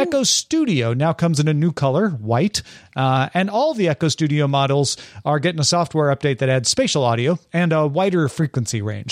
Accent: Greenville, Illinois, United States; now in Los Angeles, United States; I'm originally from Greenville, Illinois, but I live in Los Angeles now.

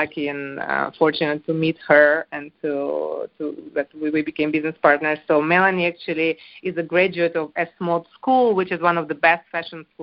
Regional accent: Ukraine; moved away as an adult; also born or lived in France; I'm actually not French. I am Ukrainian. I was born in Ukraine, and I married into France

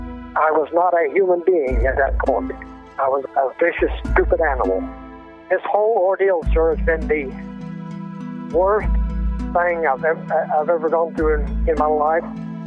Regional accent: Lee's Summit, Missouri, United States; From Lee Summit, Missouri.

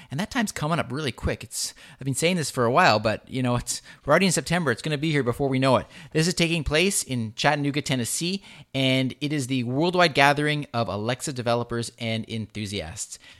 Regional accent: Vancouver, British Columbia, Canada; right here in my hometown of Vancouver

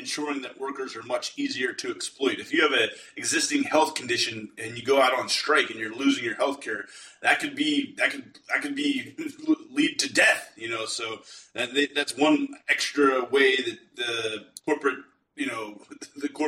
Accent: Pittsburgh, Pennsylvania, United States; I'm from Pittsburgh

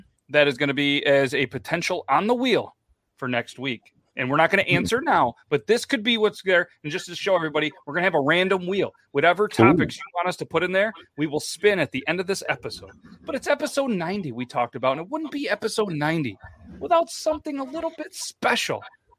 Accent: New York, United States; I'm from New York.

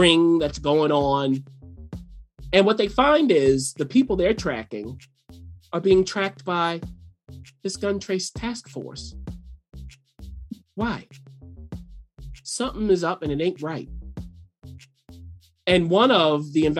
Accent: Baltimore, Maryland, United States; I was born and raised in Baltimore

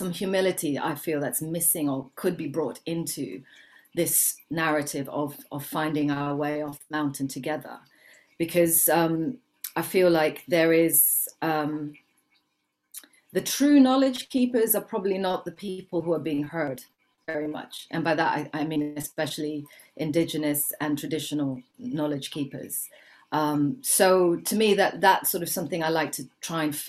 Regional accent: Kenya; I was born in Kenya, but I'm very, very mixed in terms of my heritage.

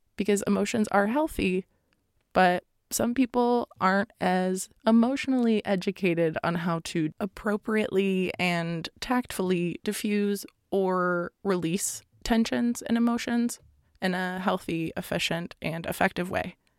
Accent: Florida, United States; I come from Florida

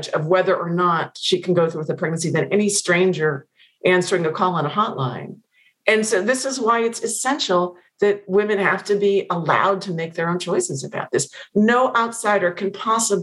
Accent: Pennsylvania, United States; moved away; I've not been back to Pennsylvania since it came out

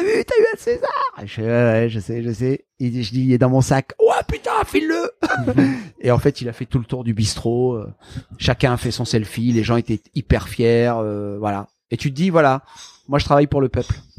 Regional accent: the Nord, Hauts-de-France, France; moved away; also born or lived in Marseille, France; j'ai grandi dans le Nord.

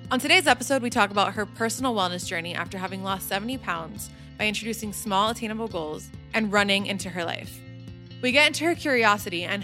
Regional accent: Trumbull, Connecticut, United States; moved away as an adult; now in New York City, United States; So I grew up in Trumbull, Connecticut.

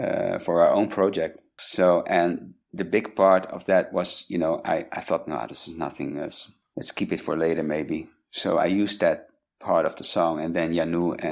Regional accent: Rotterdam, South Holland, Netherlands; moved away; I'm from Rotterdam originally.

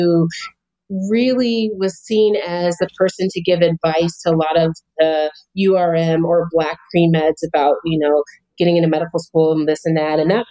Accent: Albuquerque, New Mexico, United States; moved away as an adult; also born or lived in Chicago, Illinois; I grew up in Albuquerque, New Mexico

